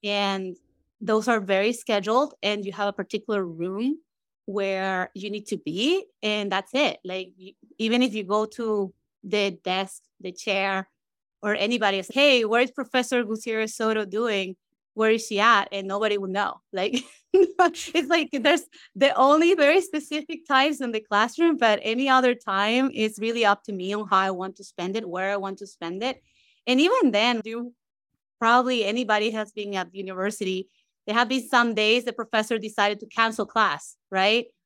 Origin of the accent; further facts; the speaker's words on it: Caracas, Capital District, Venezuela; moved away as an adult; now in United States; growing up in Venezuela, right, and, and trying to even find a court that is empty in Caracas